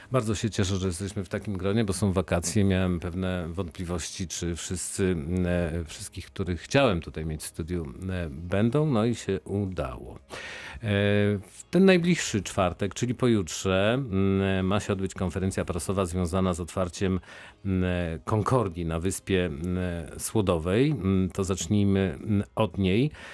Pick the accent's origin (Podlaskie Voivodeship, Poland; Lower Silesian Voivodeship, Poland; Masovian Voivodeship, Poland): Lower Silesian Voivodeship, Poland; Wrocław; jako wrocławianin